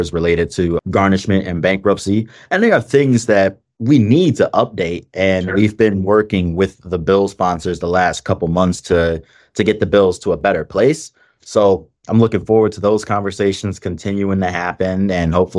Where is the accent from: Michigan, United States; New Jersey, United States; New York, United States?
Michigan, United States; Detroit; I'm from Detroit. I grew up poor, and I'm I'm in a unique position of having, in Detroit especially, having lived through the 2008 recession